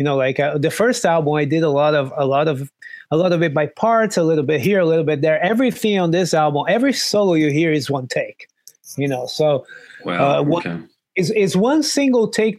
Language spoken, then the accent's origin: English; Brazil; moved away; I'm from Brazil.